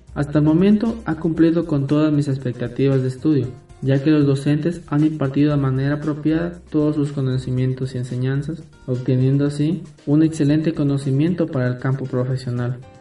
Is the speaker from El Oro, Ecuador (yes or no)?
yes; Marcabelí, El Oro, Ecuador; moved away as an adult; now in Loja, Ecuador; vengo de la provincia del Loro, del cantón Marcabelín